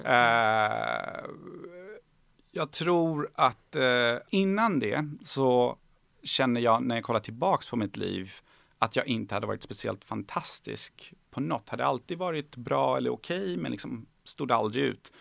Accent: Bjuv, Skåne, Sweden; also born or lived in Tehran, Iran / Kalmar; när jag var fem så eh, landade vi i Helsingborg. Mm. Eh, i en väldigt liten ort som heter Bjuv

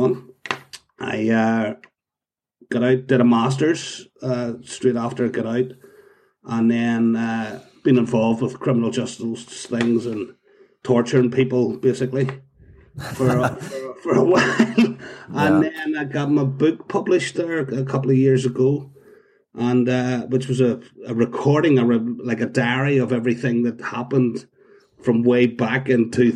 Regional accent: Belfast, Northern Ireland, United Kingdom; born or raised there; moved away as an adult; also born or lived in London / Cape Town

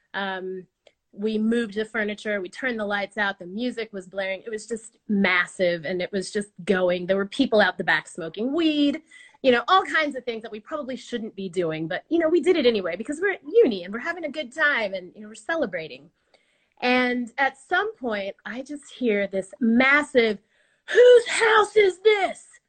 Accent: United States; now in Australia; I'm American

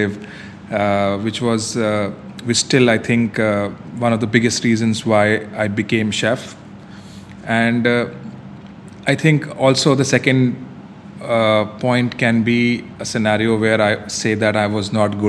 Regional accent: Delhi, India; now in Dubai, United Arab Emirates; I'm from old part of Delhi, which is still considered to be the foodie paradise.

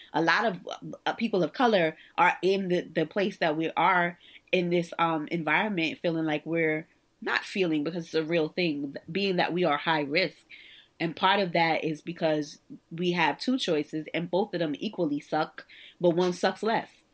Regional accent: New York City, New York, United States; also born or lived in Virginia; I'm actually from the Stuy

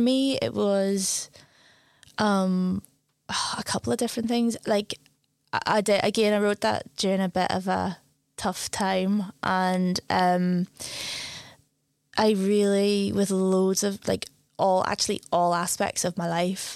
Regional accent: Belfast, Northern Ireland, United Kingdom; now in Glasgow, United Kingdom; growing up in Belfast, you're always near the sea

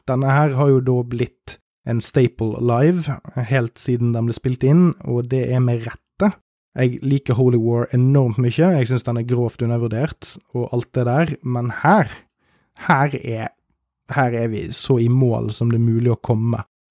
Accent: Norway; jeg er jo nordmann

